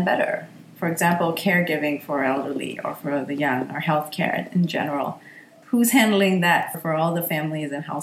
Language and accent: English; Singapore; moved away; also born or lived in United States; I'm from Singapore